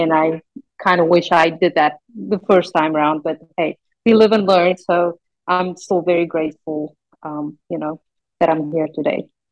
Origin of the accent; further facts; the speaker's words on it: South Africa; English is a second language; moved away; I grew up in South Africa.